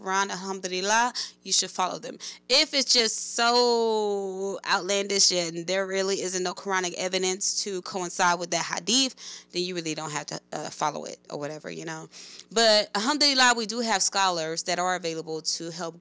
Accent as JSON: {"language": "English", "town": "Oakland", "region": "California", "country": "United States", "tie": "born or raised there", "said": "I grew up in West Oakland, California"}